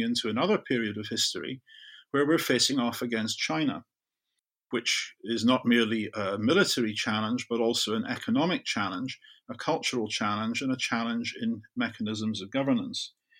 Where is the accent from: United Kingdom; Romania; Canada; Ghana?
United Kingdom; the west of Scotland; I grew up in Zurich in the west of Scotland, where I could see a U S Polaris submarine base a couple of miles away out of my bedroom window.